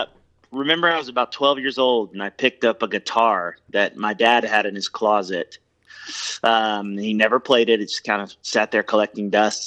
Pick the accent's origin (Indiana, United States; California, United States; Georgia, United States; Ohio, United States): Georgia, United States; Atlanta; I am born and raised in Atlanta, Georgia, and that's where I live now with my wife and, 4 kids. And, yeah, I've been here my whole life.